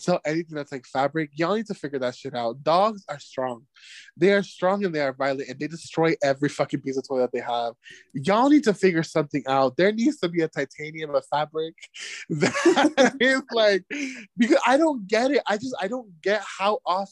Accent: United States; moved away; I am the American

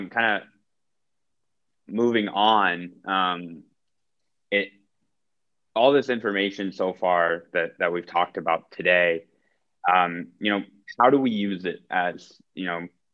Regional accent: United States; moved away as an adult; now in Finland; I grew up in the American school system

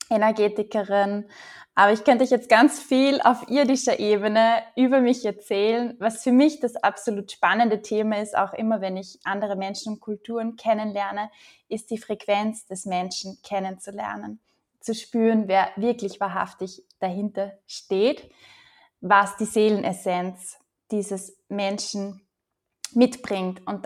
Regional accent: Upper Austria, Austria; Ich komme ursprünglich aus Oberösterreich, lebe aber eigentlich nur mit einem Fuß hier

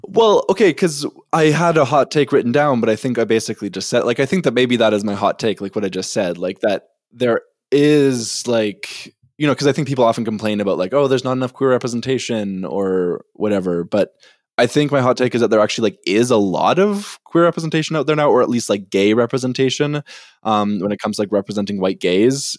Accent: Winnipeg, Manitoba, Canada; I'm from Winnipeg

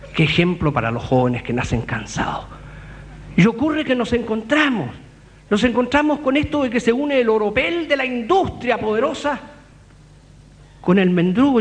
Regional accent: Temuco, Araucanía, Chile; Temuco, mi tierra

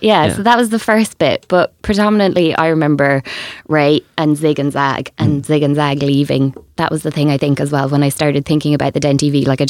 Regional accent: Waterford, Munster, Ireland; In Waterford.

